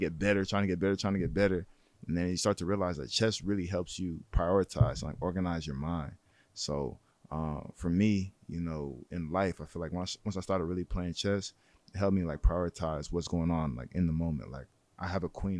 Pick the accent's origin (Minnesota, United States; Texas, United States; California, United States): California, United States; San Jose; I'm from San Jose.